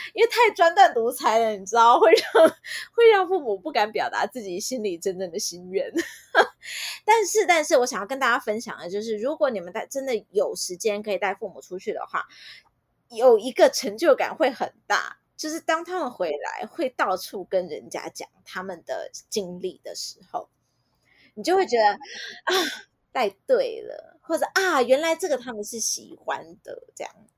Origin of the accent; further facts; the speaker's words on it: Taiwan; 因为台湾真的是全世界相对安全的地方，就我们的治安真的老实说算是蛮不错的